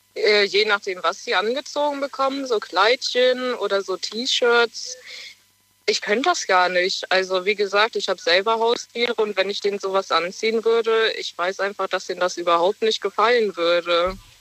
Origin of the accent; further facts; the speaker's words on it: near Bonn, North Rhine-Westphalia, Germany; Aus äh, ja, Richtung Bonn